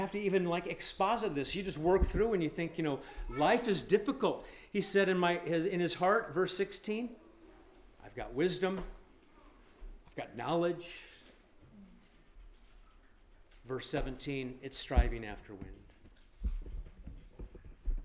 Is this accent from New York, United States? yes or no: no; Nebraska, United States; moved away; I grew up in Nebraska and we were bored inside as kids